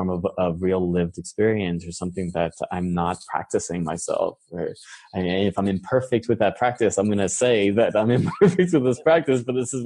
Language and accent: English; New York, United States; moved away as an adult; also born or lived in San Francisco; I was born and raised in New York.